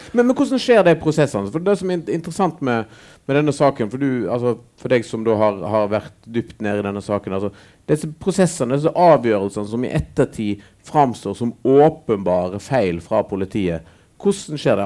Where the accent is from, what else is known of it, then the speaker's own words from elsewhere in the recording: Western Norway, Norway; Jeg vokste opp på Vestlandet sjøl